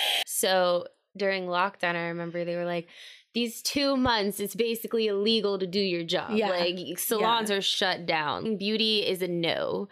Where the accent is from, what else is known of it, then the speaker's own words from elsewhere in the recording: Hawaii, United States; born there; also born or lived in Virginia / Washington, D.C.; So I was born in Hawaii. I moved to Virginia and then I moved to Washington, D.C.